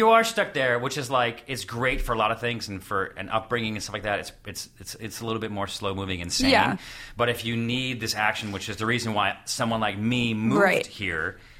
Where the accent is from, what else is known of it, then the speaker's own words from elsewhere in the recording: Syracuse, New York, United States; moved away; I'm from Syracuse, New York.